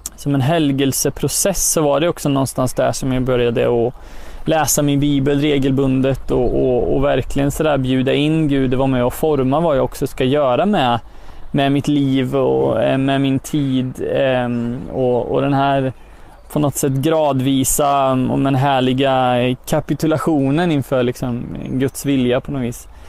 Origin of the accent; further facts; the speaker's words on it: Götene, Västra Götaland, Sweden; now in Örebro, Sweden; härstammar från eh, Götene Plätta